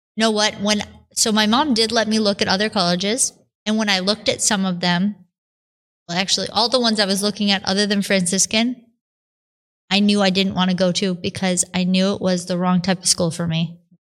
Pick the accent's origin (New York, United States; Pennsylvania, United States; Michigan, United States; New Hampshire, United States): New York, United States; Buffalo; I was born and raised outside of Buffalo, New York